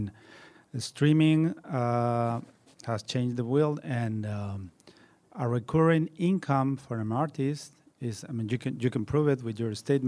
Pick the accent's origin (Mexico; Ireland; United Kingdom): Mexico; I'm from Mexico.